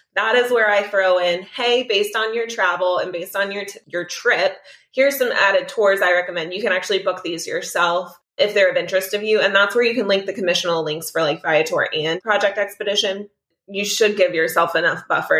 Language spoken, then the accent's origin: English; South Florida, United States; I'm from Florida and my standard for fish is incredibly high being from South Florida